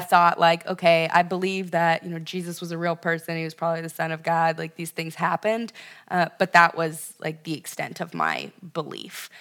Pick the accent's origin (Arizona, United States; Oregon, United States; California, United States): California, United States; Ventura; moved away as an adult; now in Chicago, United States; specifically Ventura, California, um, Central Coast, uh, just north of Malibu